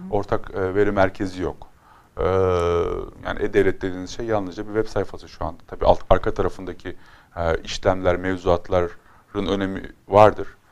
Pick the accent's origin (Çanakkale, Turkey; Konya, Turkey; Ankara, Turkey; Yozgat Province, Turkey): Konya, Turkey; Konya benim zaten memleketim